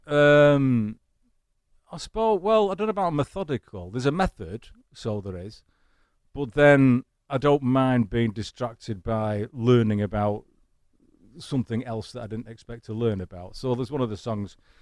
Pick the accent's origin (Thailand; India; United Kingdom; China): United Kingdom; Manchester, North West England; accent: Manchester; now in United States; my Manchester accent